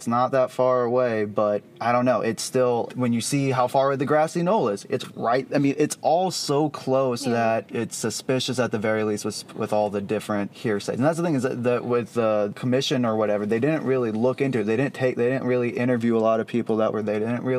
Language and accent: English; Dallas, Texas, United States; So I grew up in the Dallas area